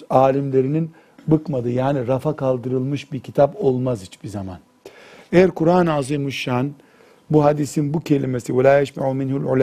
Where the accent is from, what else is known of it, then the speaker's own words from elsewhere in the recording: Turkey; E, sen dedi Türk, he Türk dedim. Tamam baktı Türk'üm sarıldı, kucaklaştık.